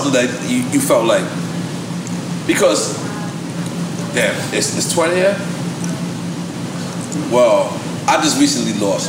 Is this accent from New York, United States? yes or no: yes; New York, United States; I'm from New York